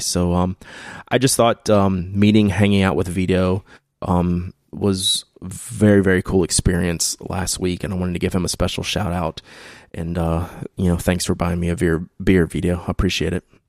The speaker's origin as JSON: {"language": "English", "region": "the South", "country": "United States", "accent": "barely southern drawl", "said": "my southern, you know, barely southern drawl"}